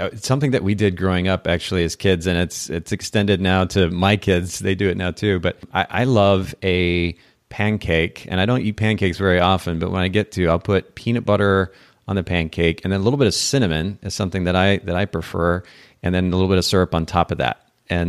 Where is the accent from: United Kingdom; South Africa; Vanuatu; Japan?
Japan; I grew up in Japan and I actually had the opportunity to go to an eel farm when I was there as a kid.